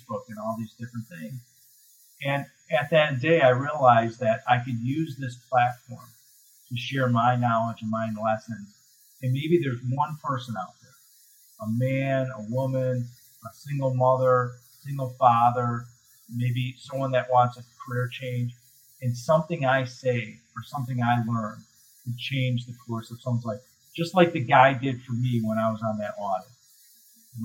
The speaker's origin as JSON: {"language": "English", "town": "Chicago", "region": "Illinois", "country": "United States", "said": "I'm from Chicago"}